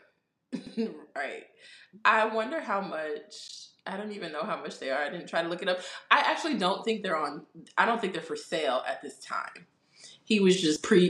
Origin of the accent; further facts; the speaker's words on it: New York, United States; We're from New York.